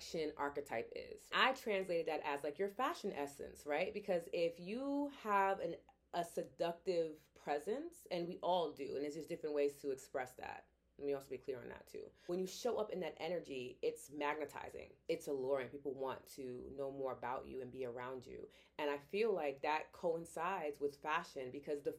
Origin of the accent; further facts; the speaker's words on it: New York City, New York, United States; moved away; a born and raised New Yorker